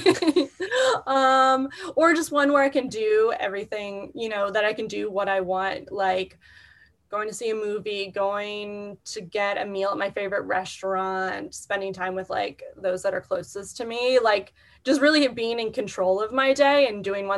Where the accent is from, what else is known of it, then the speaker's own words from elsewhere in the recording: Philadelphia, Pennsylvania, United States; I grew up in suburban Philadelphia, Pennsylvania, which is where I still now currently live